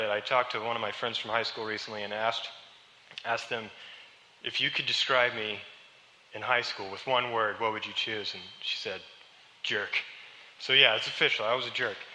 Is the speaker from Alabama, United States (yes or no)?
no; Webb City, Missouri, United States; I grew up here in Webb City.